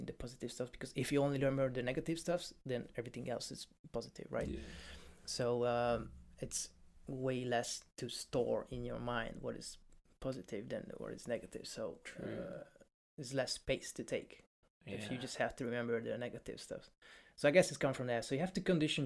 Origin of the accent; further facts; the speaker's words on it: Hungary; now in United Kingdom; I'm from Hungary. I'm not from Poland